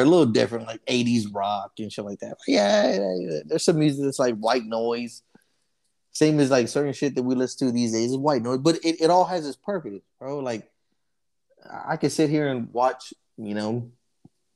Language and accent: English; Dallas, Texas, United States; I grew up in Oak Cliff, right off of Lebanon